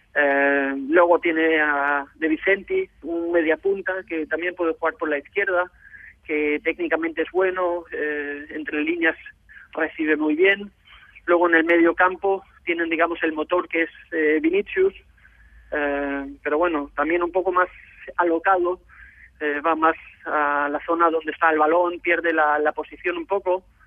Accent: Denmark; moved away as an adult; also born or lived in Barcelona, Spain; cuando estuve jugando en Dinamarca hasta los 18 años

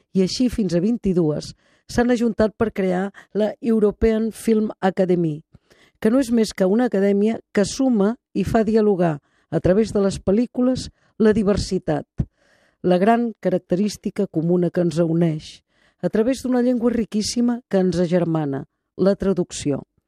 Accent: Catalonia, Spain; com a catalans

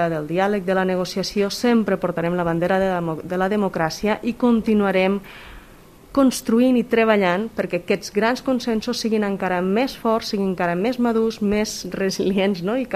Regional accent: Vallfogona de Balaguer, Catalonia, Spain; also born or lived in Brussels, Belgium; sóc de Pagona de Balaguer

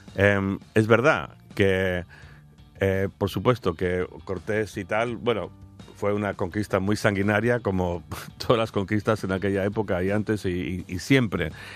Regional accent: United Kingdom; yo también ahora como británico

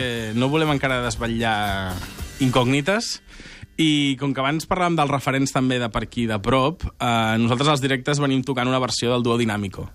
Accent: Vilanova i la Geltrú, Catalonia, Spain; Copalotus som un grup de Vilanova, com més dit, amb un component tarragoní

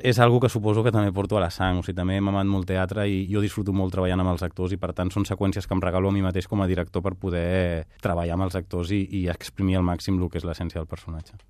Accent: Catalonia, Spain; also born or lived in Barcelona; jo visc a Barcelona, sóc català

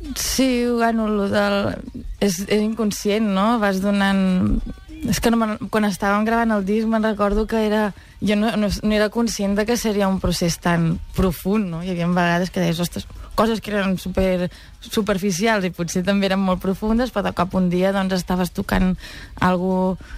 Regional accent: Catalonia, Spain; sóc molt catalana

